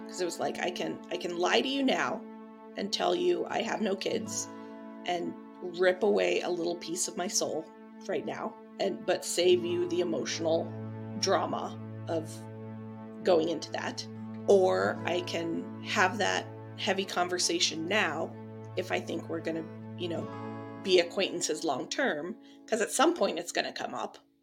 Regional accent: Midwest, United States; also born or lived in Switzerland; I'm from the Midwest

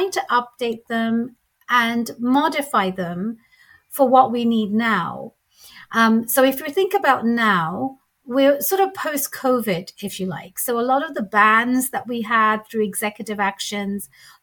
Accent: London, United Kingdom; moved away as an adult; now in Seattle, United States; I was born and raised in London

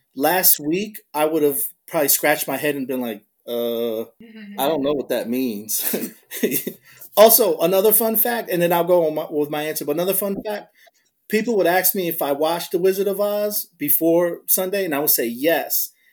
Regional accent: New Jersey, United States; moved away as an adult; now in Philadelphia, United States; I'm like from deeper South Jersey than where I work at, I cannot deny that I'm from Jersey

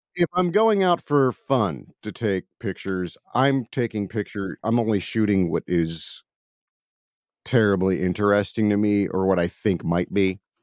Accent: Baltimore, Maryland, United States; I'm from, uh, Baltimore, Maryland

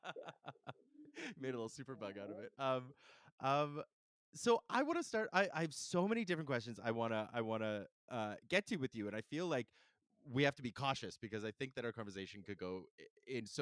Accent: Calgary, Alberta, Canada; also born or lived in Saskatoon; now in Vancouver, Canada; I grew up in Calgary

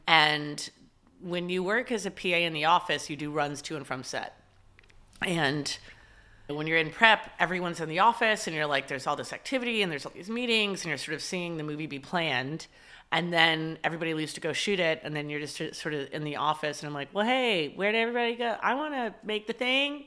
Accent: Dallas, Texas, United States; growing up in Dallas, it's, and the school I went to, which I loved, it was an all-girls school, but I went there from first grade all the way through twelfth grade

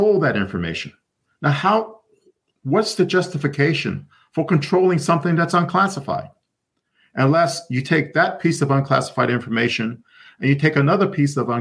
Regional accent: United States; an American citizen

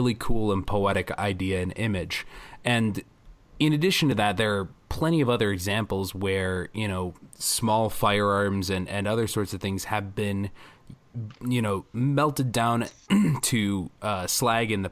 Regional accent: Milwaukee, Wisconsin, United States; I am from Milwaukee

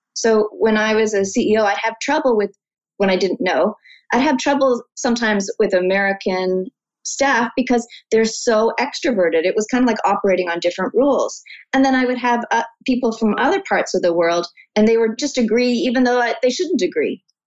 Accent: Canada; as a Canadian

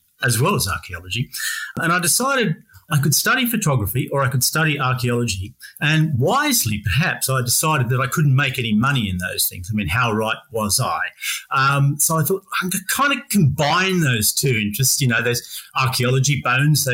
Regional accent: Australia; accent: Australian; now in England, United Kingdom; my accent's Australia, from Australia. And I just find myself here in sunny England

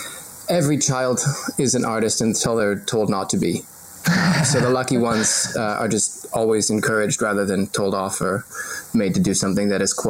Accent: Seattle, Washington, United States; now in New Zealand; I grew up in Seattle, where that's just what we drink instead of water.

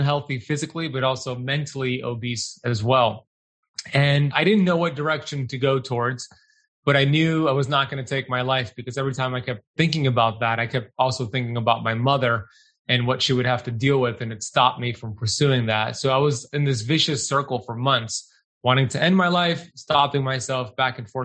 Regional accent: United States; when I grew up in America, born and raised here

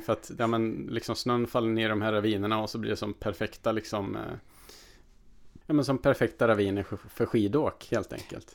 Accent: Värmland, Sweden; Jag har ju dels firat jul i Värmland, där jag kommer ifrån, hemma med familjen

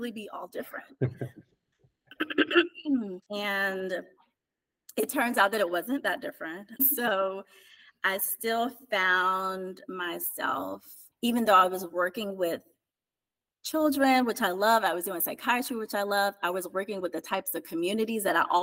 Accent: East Orange, New Jersey, United States; I grew up in East Orange, New Jersey, in the inner city

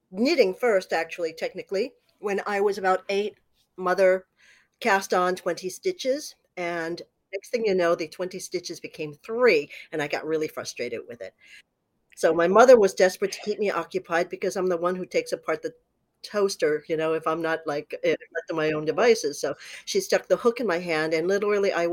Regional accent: New York City, New York, United States; I grew up in New York City's garment industry

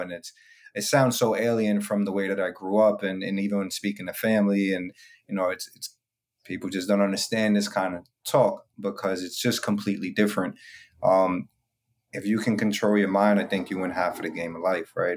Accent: New York City, New York, United States; I'm from the Bronx, New York

